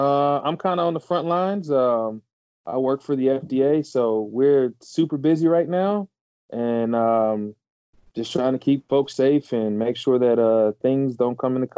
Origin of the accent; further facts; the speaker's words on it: Houston, Texas, United States; now in Chicago, United States; I was born in Texas, Houston specifically, currently live in Chicago